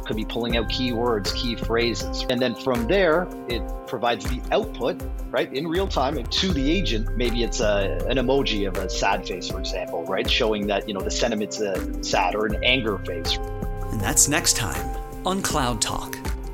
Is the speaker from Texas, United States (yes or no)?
yes; Texas, United States; I'm from Texas